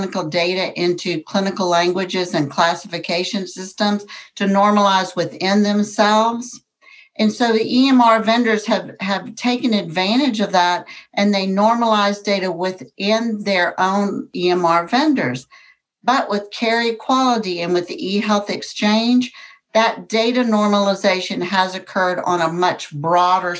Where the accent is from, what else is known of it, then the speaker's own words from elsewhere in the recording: Gainesville, Texas, United States; moved away as an adult; also born or lived in Fort Worth, Texas; I'm from Gainesville, Texas, which is a small town in North Texas, and I went to work at 18 years of age at Gainesville Memorial Hospital